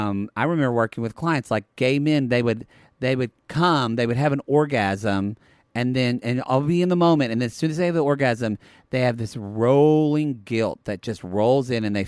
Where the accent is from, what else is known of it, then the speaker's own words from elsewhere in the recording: Lone Grove, Oklahoma, United States; also born or lived in Ardmore; Y'all, I'm from Lone Grove, and Ardmore's a town right by it, so I'm really both from Ardmore and Lone Grove.